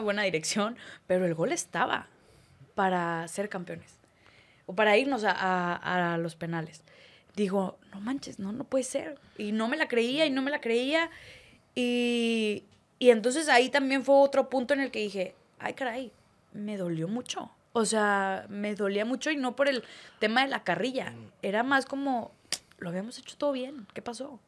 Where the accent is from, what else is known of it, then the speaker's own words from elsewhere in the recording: Torreón, Coahuila, Mexico; moved away as an adult; also born or lived in Mexico City; now in Monterrey, Mexico; soy de Torreón